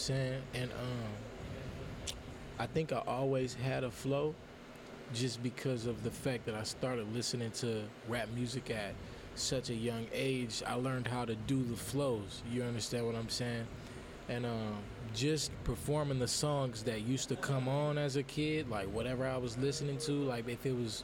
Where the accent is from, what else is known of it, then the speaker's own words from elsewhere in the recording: Los Angeles, California, United States; moved away as an adult; now in Fresno, United States; I'm from L.A. I'm from Watts, you know, South Central, to be specific.